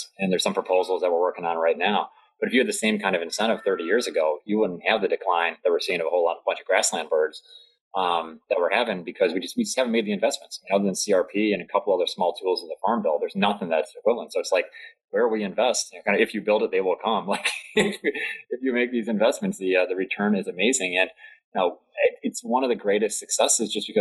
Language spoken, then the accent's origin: English; Delaware, United States; my home state of Delaware